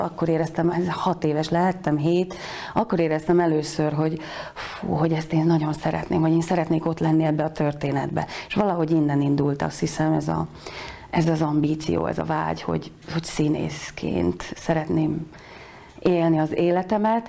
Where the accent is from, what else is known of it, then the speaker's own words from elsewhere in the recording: Tornaľa, Banská Bystrica Region, Slovakia; accent: Palóc; moved away as an adult; also born or lived in Košice / Bratislava; now in Budapest, Hungary; Tornajára jártam alapiskolába, én egy mezőgazdász családból származom